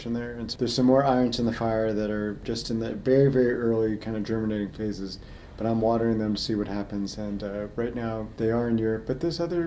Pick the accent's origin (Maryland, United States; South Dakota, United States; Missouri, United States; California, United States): California, United States; Los Angeles; also born or lived in Washington, D.C.; now in Milwaukee, United States; I grew up in Los Angeles